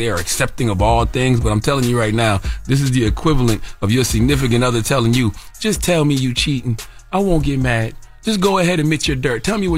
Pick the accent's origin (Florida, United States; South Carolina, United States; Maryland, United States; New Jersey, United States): South Carolina, United States; Yeah, of course. I'm from South Carolina.